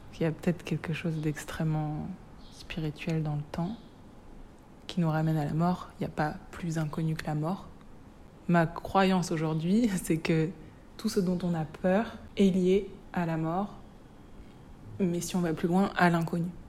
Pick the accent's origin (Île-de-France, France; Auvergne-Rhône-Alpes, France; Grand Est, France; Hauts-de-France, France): Grand Est, France; Reims; Je viens de Reims